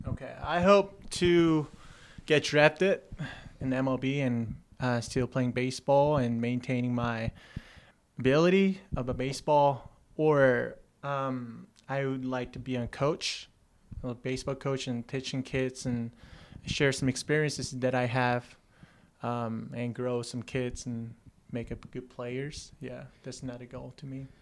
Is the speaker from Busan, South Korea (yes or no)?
no; Seoul, South Korea; moved away as an adult; I grew up out in Seoul, South Korea, and I played a baseball there until the high school.